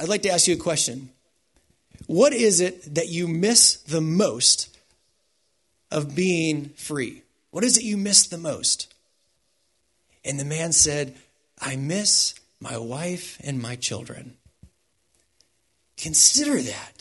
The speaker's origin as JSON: {"language": "English", "country": "United States", "tie": "born or raised there", "said": "I was raised in the United States, so I think like an American"}